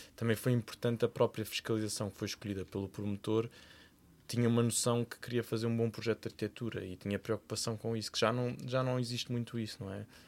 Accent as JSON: {"language": "Portuguese", "town": "Cascais", "region": "Lisbon", "country": "Portugal", "tie": "born or raised there", "said": "vivi praticamente metade da minha infância em Cascais, porque os meus avós eram de Cascais"}